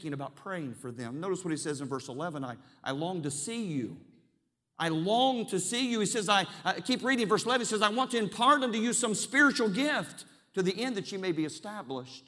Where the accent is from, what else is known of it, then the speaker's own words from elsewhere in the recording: Charleston, West Virginia, United States; I was born and raised in Charleston, West Virginia